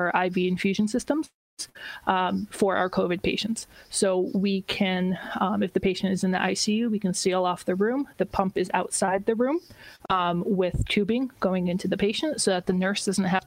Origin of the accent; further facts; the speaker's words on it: Connecticut, United States; now in Boston, United States; I grew up in Connecticut